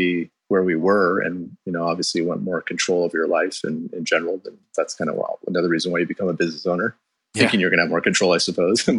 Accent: Bay Area, the Peninsula, California, United States; I grew up in the Bay Area, down in the peninsula

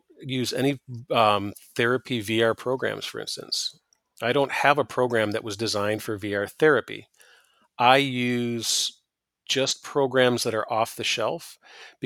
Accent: Michigan, United States; I'm from Michigan

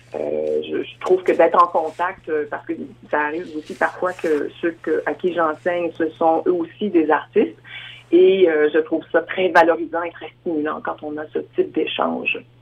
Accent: Quebec, Canada; moved away as an adult; now in Saskatchewan, Canada; je suis originaire de la province de Québec, mais je vis en Saskatchewan, terre adoptive, depuis bientôt 30 ans

